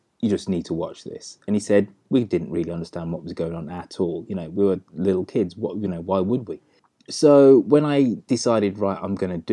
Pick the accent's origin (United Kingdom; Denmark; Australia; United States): United Kingdom; England; I'm of Jamaican parentage, but I'm very much somebody who's English and British